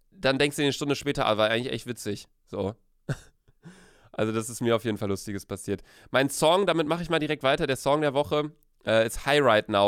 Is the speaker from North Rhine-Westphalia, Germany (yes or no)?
yes; Cologne, North Rhine-Westphalia, Germany; als Kölner geht man eigentlich nicht an den Rhein saufen